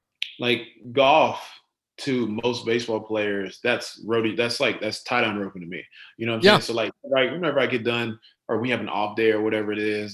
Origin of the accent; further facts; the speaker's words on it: Rockwall, Texas, United States; also born or lived in Garland, Texas / Royse City, Texas; we lived in Rockwall till I was about probably about 13, 14. And then we moved out to Roar City.